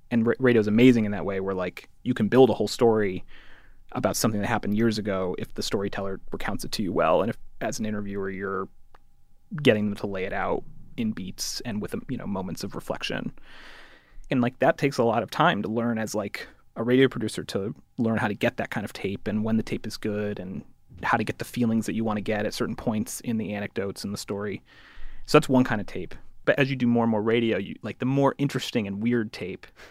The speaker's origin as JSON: {"language": "English", "region": "Connecticut", "country": "United States", "said": "I'm from Connecticut."}